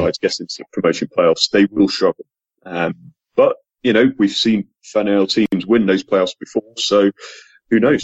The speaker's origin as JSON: {"language": "English", "region": "England", "country": "United Kingdom", "said": "as an Englishman"}